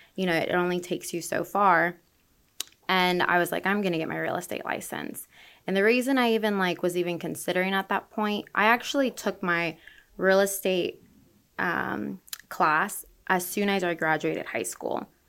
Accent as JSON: {"language": "English", "town": "Orlando", "region": "Florida", "country": "United States", "lives_now": "Tampa Bay, United States", "said": "I'm from Orlando"}